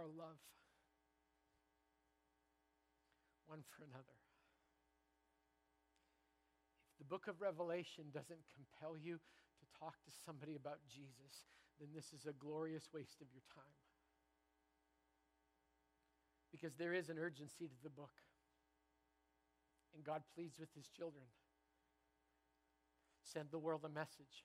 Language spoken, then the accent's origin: English; Canada; now in Bellingham, United States; I'm a Canadian